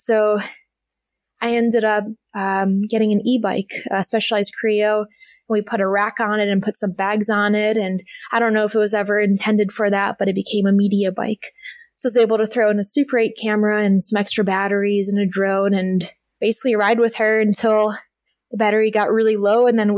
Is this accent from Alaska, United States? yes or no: yes; Alaska, United States; I started this project of riding all the roads in Alaska, my home state, in 2017.